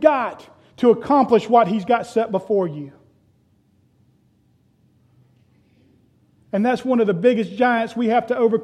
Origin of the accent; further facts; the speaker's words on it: Florida, United States; when I was growing up, we had a pool. Growing up in Florida, almost everybody had a pool